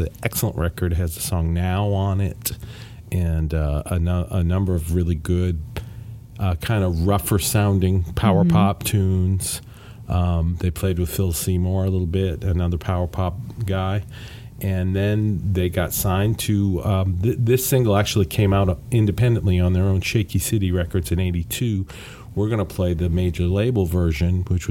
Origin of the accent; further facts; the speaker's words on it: United Kingdom; I am British